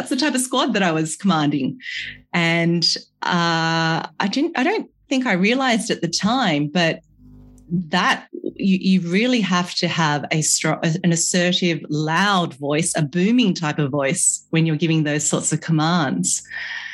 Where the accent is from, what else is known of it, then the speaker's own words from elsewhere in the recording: Sydney, New South Wales, Australia; also born or lived in Malaysia / London; I'm a Malaysian-born Chinese who grew up in Sydney, Australia.